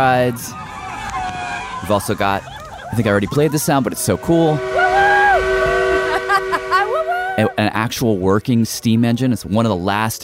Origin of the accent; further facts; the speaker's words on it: Nashville, Tennessee, United States; Growing up in Nashville